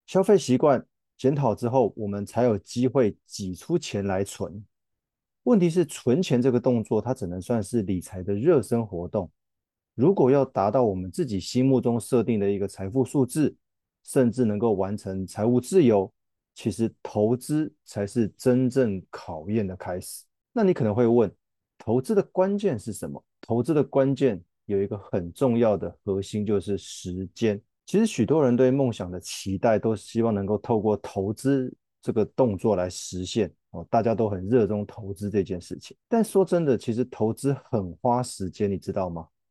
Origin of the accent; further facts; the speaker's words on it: Taiwan; 我们台湾人熟悉的指数型基金